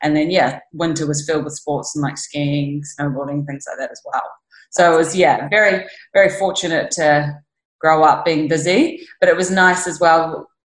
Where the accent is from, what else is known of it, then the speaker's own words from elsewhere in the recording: New Zealand; Yeah, so obviously home is very far away from here. Yeah. And very different to here.